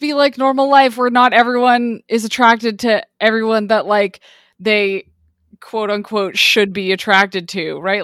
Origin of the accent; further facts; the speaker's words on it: Quebec, Canada; my home province